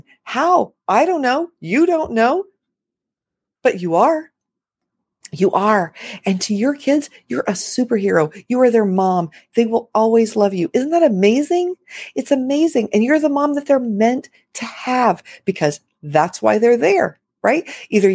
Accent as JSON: {"language": "English", "town": "Los Angeles", "region": "California", "country": "United States", "tie": "born or raised there", "moved": "as an adult", "lives_now": "Florida, United States", "said": "I was raised in Los Angeles"}